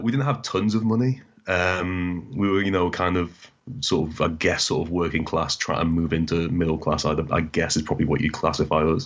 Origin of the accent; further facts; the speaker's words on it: Newcastle upon Tyne, North East England, United Kingdom; also born or lived in Doncaster; we moved to Newcastle and we, we, I grew up in Newcastle for, you know, eight years. And then we moved back to Doncaster